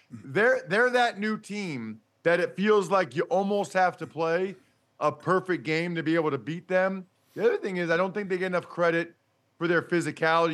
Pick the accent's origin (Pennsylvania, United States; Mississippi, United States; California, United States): Pennsylvania, United States; Wyomissing; we're both from Wyomissing, Pennsylvania.